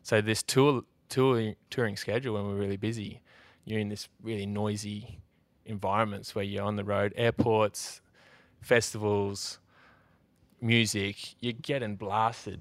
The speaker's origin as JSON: {"language": "English", "country": "Australia", "tie": "born or raised there", "said": "my mate Brumby, who I grew up with in Nullarbor"}